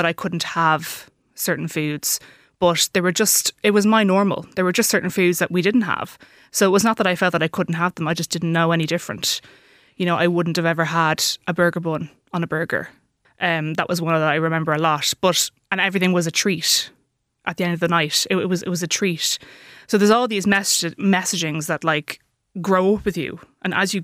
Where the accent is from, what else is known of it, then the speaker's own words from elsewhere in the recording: Dublin, Leinster, Ireland; I am from Dublin. I live in Dublin